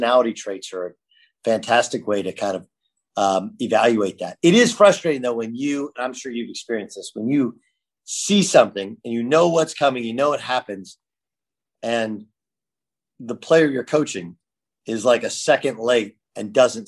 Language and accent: English; California, United States; I grew up in California.